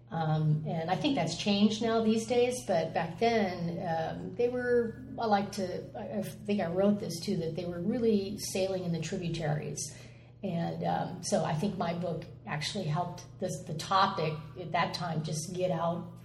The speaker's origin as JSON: {"language": "English", "region": "California", "country": "United States", "tie": "born or raised there", "also_born_or_lived": "Midwest", "said": "I was born in the Midwest and uh, moved around a lot as a kid. And our family found themselves in Southern California when I was about"}